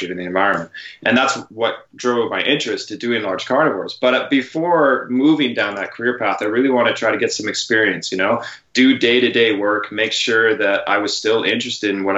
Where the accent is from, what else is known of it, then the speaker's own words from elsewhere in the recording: Canada; now in San Diego, United States; as a Canadian